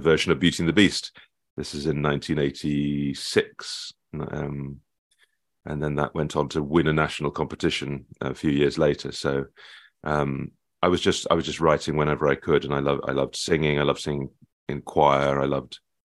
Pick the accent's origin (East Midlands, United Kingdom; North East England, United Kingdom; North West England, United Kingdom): East Midlands, United Kingdom; Nottingham; when I was growing up in Nottingham